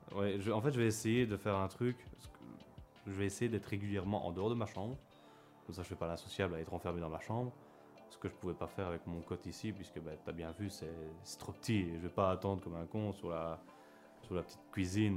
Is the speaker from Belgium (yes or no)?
yes; Belgium